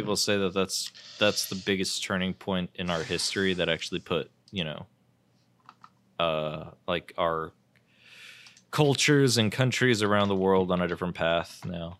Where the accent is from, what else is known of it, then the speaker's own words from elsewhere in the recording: United States; I'm American